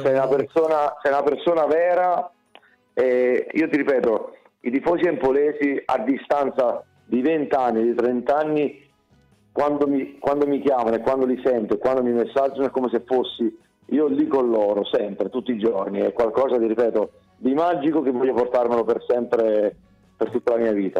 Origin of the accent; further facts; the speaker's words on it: Naples, Campania, Italy; da buon napoletano